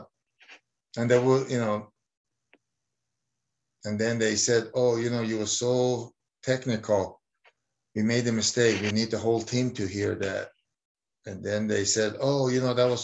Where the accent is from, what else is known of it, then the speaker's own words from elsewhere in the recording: Iran; moved away; also born or lived in New Jersey / Arizona; I was born in Iran